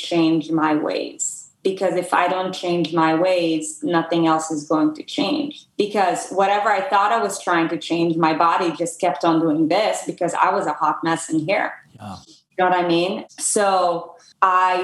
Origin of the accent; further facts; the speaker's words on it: Israel; moved away as an adult; now in United States; I'm from Israel originally. I came to the US to play tennis in college.